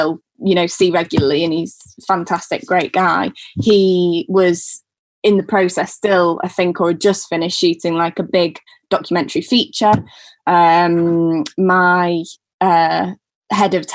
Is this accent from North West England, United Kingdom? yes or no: yes; Manchester, North West England, United Kingdom; accent: northern; moved away as an adult; also born or lived in Falmouth; I'm from Manchester.